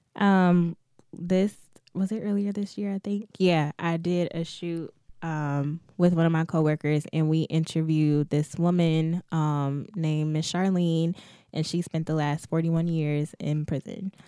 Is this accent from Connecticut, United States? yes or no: no; Detroit, Michigan, United States; in Detroit, it's just, I've grown up here my whole life, lived here, like, went through D P S, preschool through twelfth grade